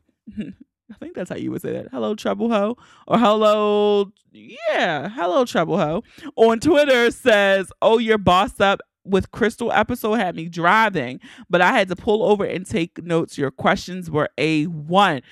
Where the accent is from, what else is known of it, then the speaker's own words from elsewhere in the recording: Baltimore, Maryland, United States; I gotta take care of my hometown first